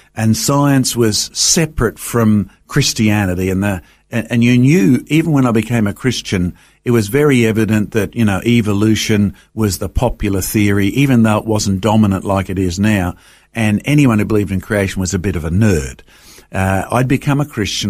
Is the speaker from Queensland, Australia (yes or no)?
yes; Brisbane, Queensland, Australia; I grew up, um, you know, just on the edge of Brisbane, down in the Wynne Manly area.